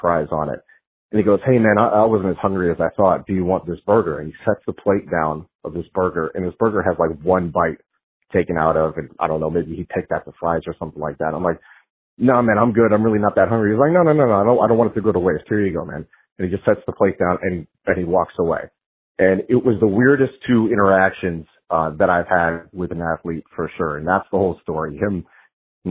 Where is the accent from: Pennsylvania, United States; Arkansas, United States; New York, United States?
Pennsylvania, United States; Philadelphia; moved away; also born or lived in Clearwater, Florida; I grew up in the Philadelphia area